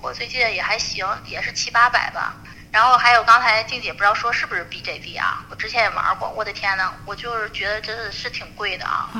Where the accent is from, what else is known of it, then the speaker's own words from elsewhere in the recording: Tianjin, China; 我天津，我是天津人，去的天津。大悦城